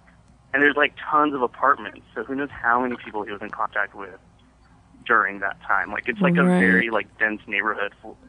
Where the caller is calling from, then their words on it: Dallas, Texas, United States; I'm calling from Dallas